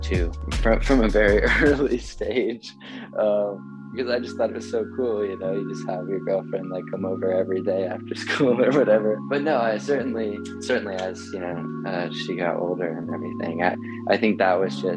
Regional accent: North Carolina, United States; I'm from North Carolina

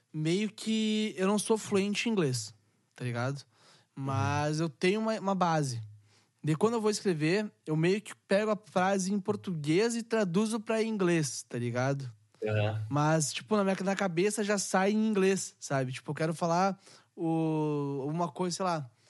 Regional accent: Canoas, Rio Grande do Sul, Brazil; eu sou do Rio Grande do Sul. Capital. Sou de Porto uhum. Alegre, tá ligado? E Porto Alegre não, Canoas, do lado de Porto Alegre.

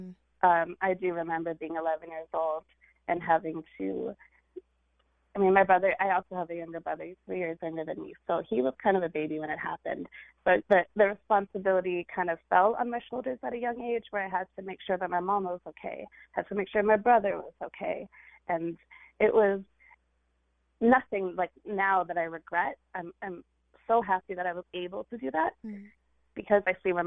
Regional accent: California, United States; this Indian girl who grew up in California

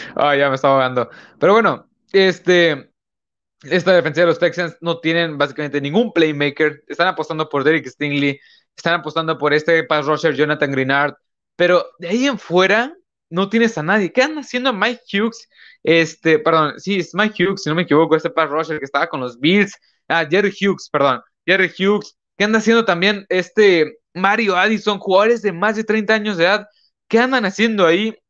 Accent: northern Mexico, Mexico; Pues yo soy de México, yo soy de México, de aquí, este, de yo soy de México, yo soy mexicano, aquí estoy grabando del norte de México

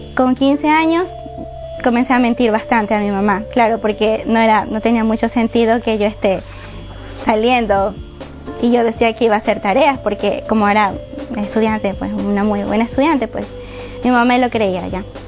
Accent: Guayaquil, Guayas, Ecuador; moved away as an adult; also born or lived in Paján, Manabí, Ecuador; de Ecuador, de Manabí, un pueblo que se llama Paján. Eh, viví ahí hasta los cinco años. Luego, eh, toda mi vida he vivido en Guayaquil, hasta hace dos semanas

